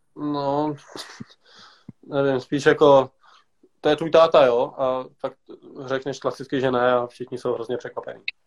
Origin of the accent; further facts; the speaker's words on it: Pardubice, Pardubice Region, Czechia; Já tady jsem vyrostl už od balička.